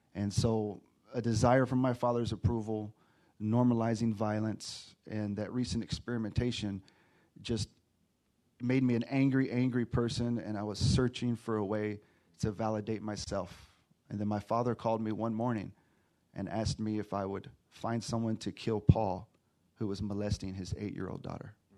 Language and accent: English; Texas, United States; moved away; also born or lived in Los Angeles / Riverside County; I'm from Texas, been staying in LA, and now I'm in Riverside County